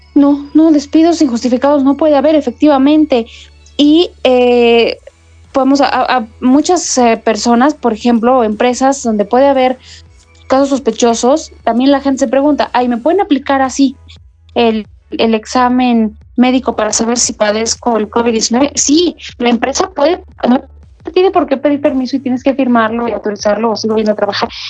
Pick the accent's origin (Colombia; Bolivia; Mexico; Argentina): Mexico